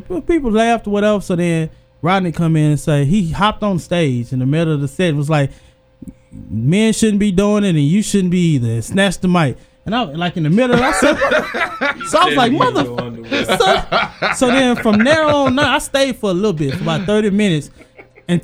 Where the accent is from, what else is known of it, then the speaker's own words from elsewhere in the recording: Houston, Texas, United States; from Houston.